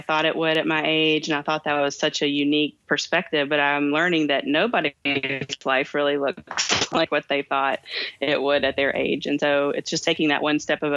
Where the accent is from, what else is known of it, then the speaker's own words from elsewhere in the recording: Kentucky, United States; I'm from Kentucky